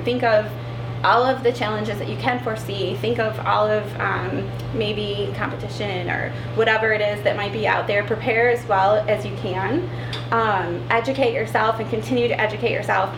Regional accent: Battle Creek, Michigan, United States; also born or lived in Mount Pleasant, Michigan / Flint, Michigan; born and raised in Battle Creek

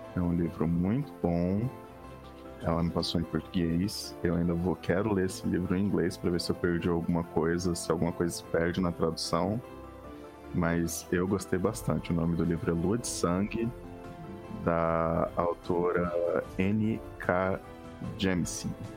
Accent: Brazil; Sendo brasileiro

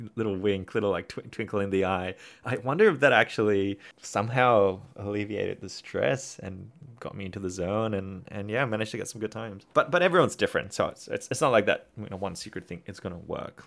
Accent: Singapore; now in Australia; growing up in Singapore and now living in Australia.

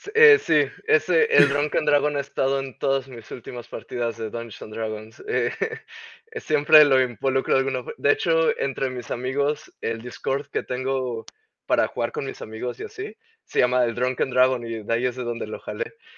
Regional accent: Mexico; first language Spanish; moved away as an adult; now in Netherlands; soy originario de México

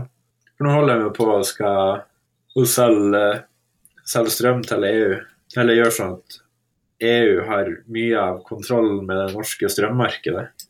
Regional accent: Northern Norway, Norway; som nordlending

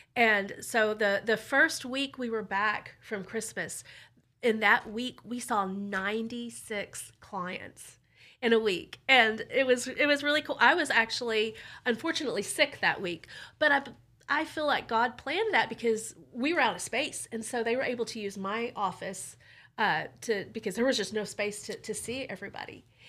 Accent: Burleson, Texas, United States; I grew up in Burleson, and I grew up pro-life, too

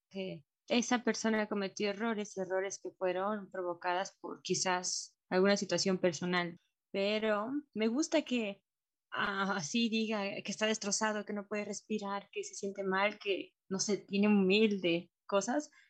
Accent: Mexico; como mexicano, yo también podría decir que es un poco más latino

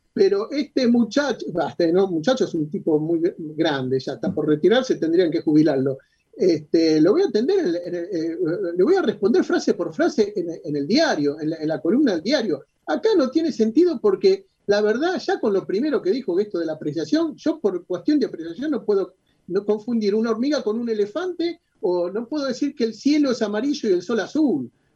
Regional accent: Argentina

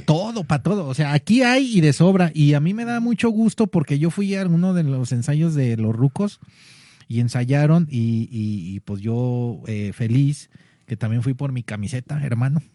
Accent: Guadalajara, Jalisco, Mexico; lo que somos los tapatíos

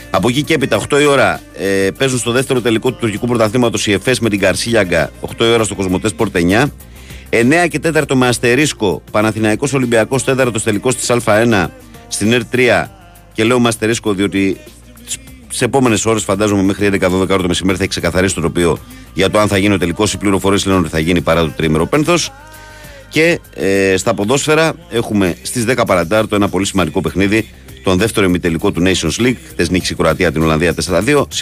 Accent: Greece; born there; αλλά είμαστε τυχεροί που γεννηθήκαμε στην Ελλάδα.

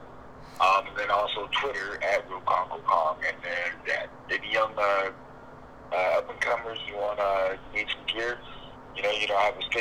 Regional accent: Grand Rapids, Michigan, United States; moved away as an adult; also born or lived in Fort Wayne, Indiana; I was born and raised in Grand Rapids, Michigan

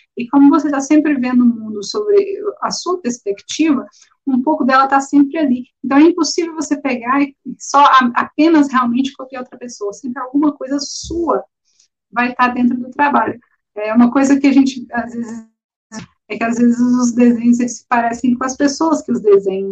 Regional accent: Belo Horizonte, Minas Gerais, Brazil; eu sou de Belo Horizonte

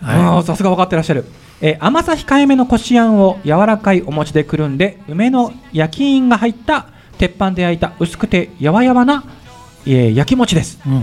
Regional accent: Yamanashi, Japan; …はもうなんといっても山梨出身なので

